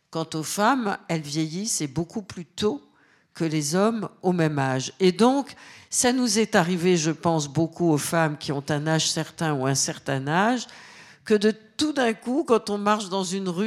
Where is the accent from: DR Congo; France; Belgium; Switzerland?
France; Caen, Normandy; born there; Et l'autre mois, je le passais chez ma grand-mère maternelle en Normandie, là où je suis née, à Caen.